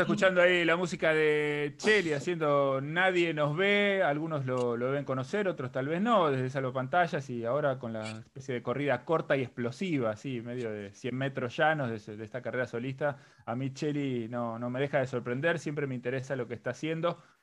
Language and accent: Spanish; La Plata, Buenos Aires Province, Argentina; yo no solamente soy de La Plata